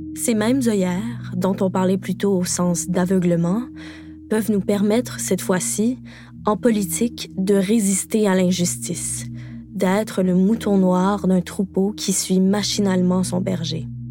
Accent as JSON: {"language": "French", "region": "Quebec", "country": "Canada", "said": "je suis québécoise"}